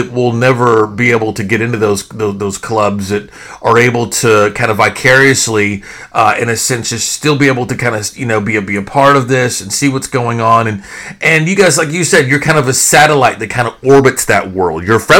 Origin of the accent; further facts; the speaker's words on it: Fort Worth, Texas, United States; I too was born and raised in Fort Worth.